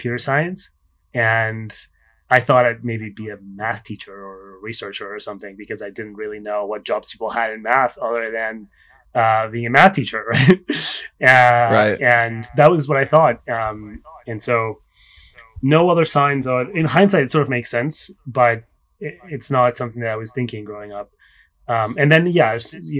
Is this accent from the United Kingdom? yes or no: no; Spain; English is a second language; also born or lived in Barcelona, Spain / Paris, France; now in New York City, United States; I was born in Spain. And I grew up between Barcelona and Paris.